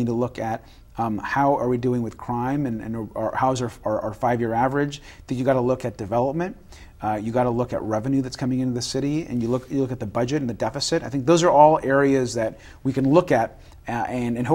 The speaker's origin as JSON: {"language": "English", "town": "Long Beach", "region": "California", "country": "United States", "tie": "born or raised there", "said": "This is my hometown. I mean, I was a student. You and I met when I was a student here, almost 20 years ago"}